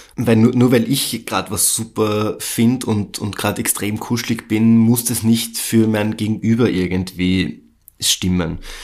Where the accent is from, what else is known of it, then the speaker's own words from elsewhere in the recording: Austria; bei uns in Österreich